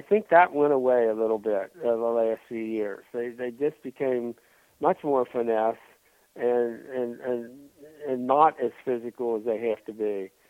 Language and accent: English; Midwest, United States; growing up in the Midwest